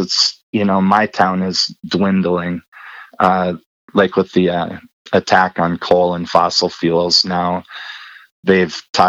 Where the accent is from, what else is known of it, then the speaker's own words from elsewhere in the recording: Colstrip, Montana, United States; moved away; also born or lived in Rosemount, Minnesota / Germany; we moved out to Coal Strip, Montana. It's small coal mining town.